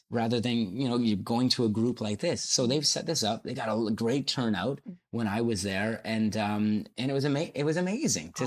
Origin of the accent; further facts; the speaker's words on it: Hamilton, Ontario, Canada; born and raised in Hamilton.